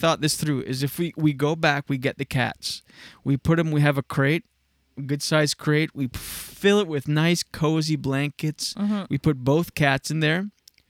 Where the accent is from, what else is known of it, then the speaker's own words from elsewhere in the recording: Quebec, Canada; Seeing everybody, I felt like people look at us differently because we come from Quebec.